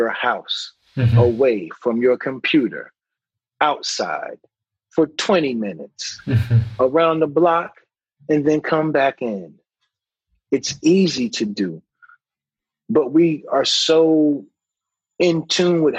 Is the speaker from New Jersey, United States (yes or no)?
no; North Carolina, United States; moved away; I grew up in North Carolina, so Bible Belt